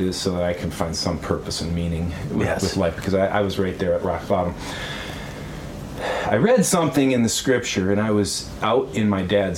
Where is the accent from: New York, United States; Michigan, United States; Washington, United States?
Michigan, United States; Westphalia; I grew up in Westphalia, Michigan.